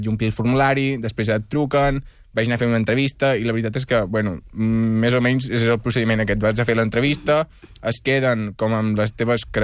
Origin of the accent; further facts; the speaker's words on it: Ciutadella, Balearic Islands, Spain; accent: Ciutadellenc; moved away as an adult; now in Barcelona, Spain; Jo vinc de Ciutadella de Menorca. De Menorca. De fet, ara estic canviant l'accent perquè podria fer l'entrevista amb Ciutadellenc, però potser estaríem sense entendre'ns.